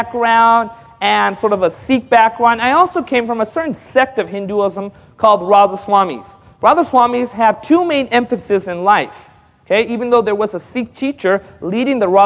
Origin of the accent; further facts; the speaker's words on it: Southern California, United States; I grew up in Southern California